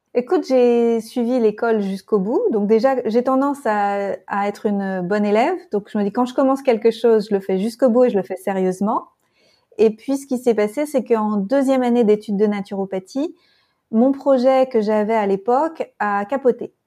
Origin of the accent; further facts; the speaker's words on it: France; now in Berlin, Germany; je suis française et je me sens appartenir de partout